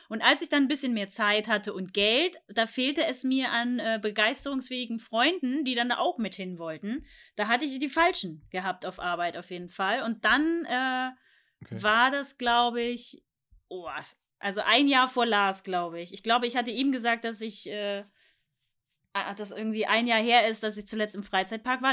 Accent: Thuringia, Germany; moved away as an adult; ich komme aus Thüringen und deswegen war ich da sonst äh, kindermäßig immer im Belantis

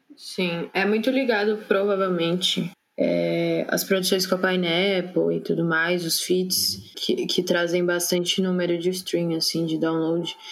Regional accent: São Paulo, Brazil; sou de São Paulo

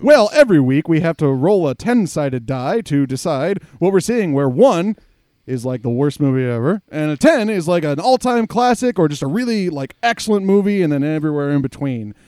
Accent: United States; as an American who consumed a lot of, like, cartoons and things as a kid

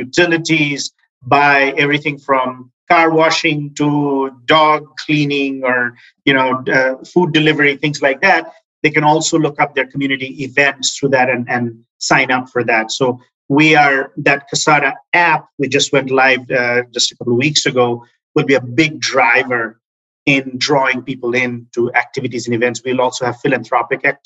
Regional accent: Chittagong, Chittagong Division, Bangladesh; also born or lived in Dhaka, Bangladesh; now in United States; raised in Chittagong for 8 or 9 years of my life

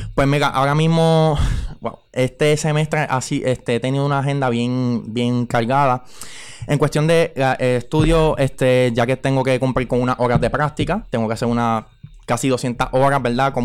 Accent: Carolina, Puerto Rico; now in Aguas Buenas, Puerto Rico; naturalmente soy de Carolina, ¿verdad? Pero ya llevo un tiempo residiendo en el pueblo de Aguas Buenas

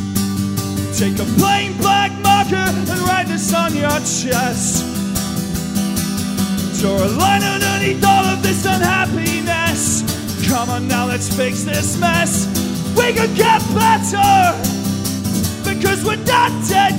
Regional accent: England, United Kingdom; I come from England.

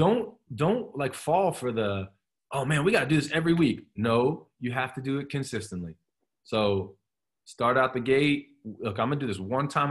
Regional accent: Columbus, Ohio, United States; now in Pennsylvania, United States; that's where I grew up in Columbus.

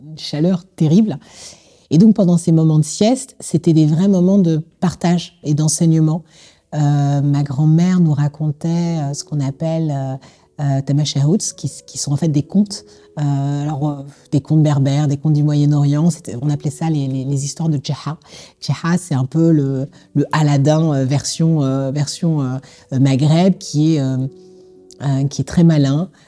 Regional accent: Colombes, Île-de-France, France; Je suis originaire de Colombe

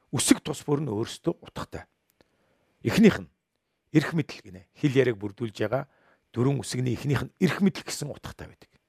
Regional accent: Mongolia; Бид бүгдээрээ Монголын иргэн. Миний сэтгэл санаа ямар байхаагаас үл шалтгаалan би Монголын иргэн хэвээрээ л байна.

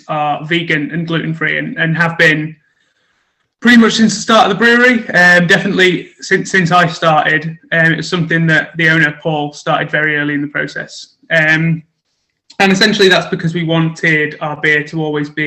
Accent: Stockport, North West England, United Kingdom; moved away as an adult; now in Birmingham, United Kingdom; I'm originally not from Birmingham, so I'm not a Brummie myself. I'm supposed to be a bit of an honorary Brummie. I'm from Stockport, just up near Manchester, up north

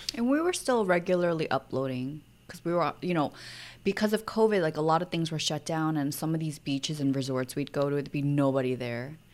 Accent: New York, United States; moved away as an adult; also born or lived in Seoul, South Korea / Maui, Hawaii; growing up in New York and then living in Seoul

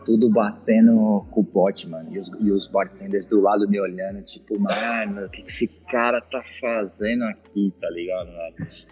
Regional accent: Araras, São Paulo, Brazil; moved away; Eu sou de uma cidade do interior de São Paulo chamada Araras

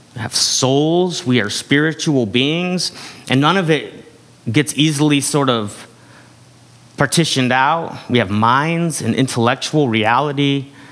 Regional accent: United States; we're taught from a young age in this culture

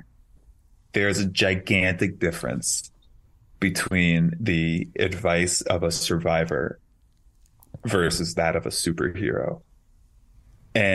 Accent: New York City, New York, United States; I grew up in Queens

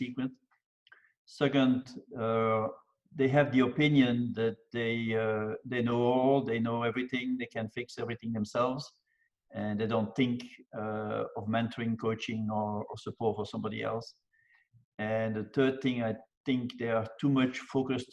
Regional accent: Belgium; now in Houston, United States; I was born and raised in Belgium

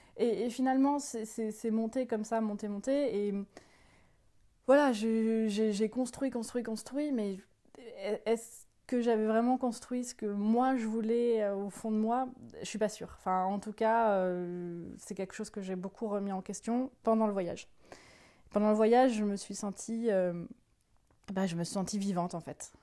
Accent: northern France, France; Je viens du, euh, nord de la France

